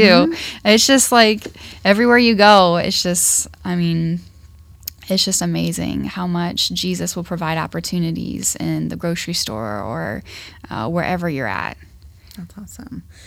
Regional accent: Ashland, Ohio, United States; now in Dayton, United States; I am not from Dayton, so I am from Ashland, Ohio.

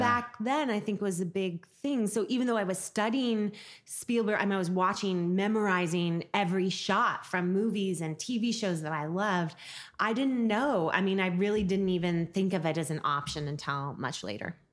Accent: Seattle, Washington, United States; growing up in Seattle, it was a really great experience, and it was also when Seattle was much smaller

